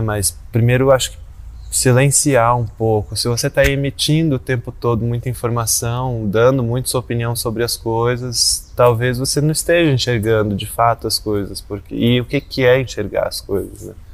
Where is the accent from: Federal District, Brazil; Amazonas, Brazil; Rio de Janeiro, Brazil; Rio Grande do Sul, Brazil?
Rio de Janeiro, Brazil; now in São Paulo, Brazil; sou carioca, que mora em São Paulo há muito tempo